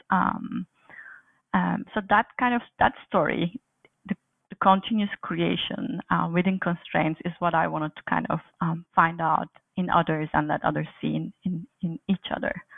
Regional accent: Turkey; moved away as an adult; also born or lived in Aberystwyth, Wales; now in Montreal, Canada; I was born and raised in Turkey

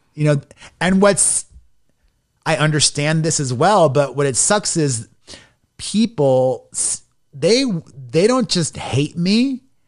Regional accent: Miami, Florida, United States; moved away as an adult; also born or lived in New York City / Los Angeles; I grew up in Miami and I didn't have the best experience being a closeted gay guy back in the nineties in a Latino machista community.

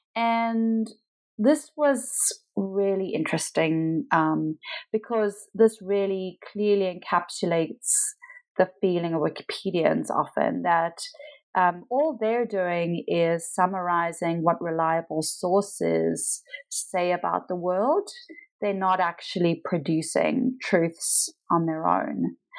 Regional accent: Pietermaritzburg, KwaZulu-Natal, South Africa; moved away; so I am South African. I lived in South Africa most of my life. I was born in a small town called Pietermaritzburg uh, near Durban, uh, which is on the kind of east coast of South Africa.

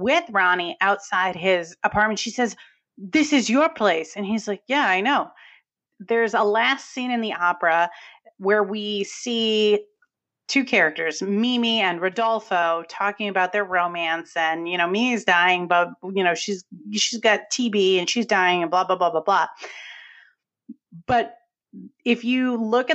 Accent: New England, United States; accent: New England; you'll hear my New England accent.

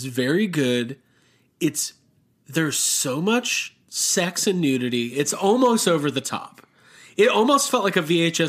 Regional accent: Netherlands; I'm from Holland. Isn't that weird?

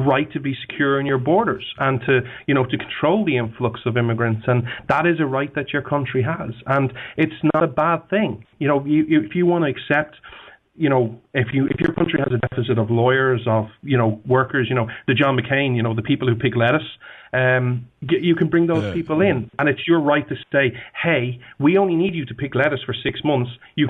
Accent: Ireland; Let's just use someone like me. I'm Irish.

